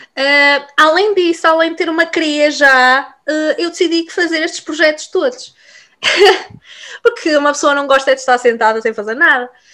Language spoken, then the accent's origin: Portuguese; Vila Real, Norte, Portugal; moved away as an adult; now in United Kingdom; eu sou de Vila Real Uh, mas emigrei para o Reino Unido, para terras de Sua Majestade, uh, já fez nove anos